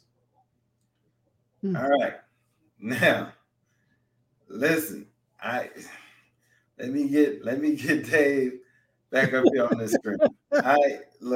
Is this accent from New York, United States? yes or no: no; Mississippi, United States; It's my home state. It's my home state that I love dearly